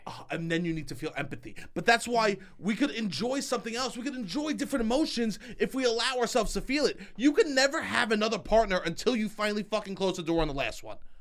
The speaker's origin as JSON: {"language": "English", "town": "New York City", "region": "New York", "country": "United States", "said": "I'm from New York City"}